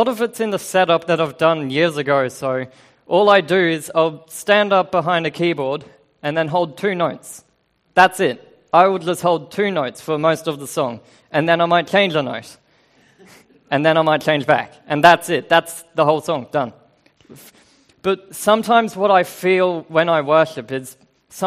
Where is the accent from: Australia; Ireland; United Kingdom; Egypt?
Australia; moved away; I do have an accent because I'm Australian